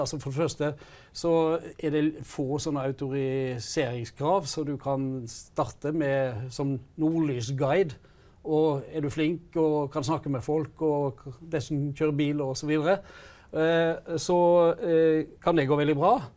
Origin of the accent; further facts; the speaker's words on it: Hardanger, Vestland, Norway; jeg kommer sjøl fra Hardanger